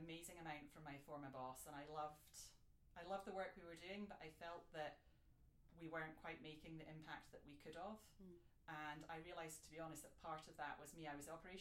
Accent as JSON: {"language": "English", "region": "Scotland", "country": "United Kingdom", "moved": "as an adult", "said": "I'm from Scotland, and I did law as an undergrad"}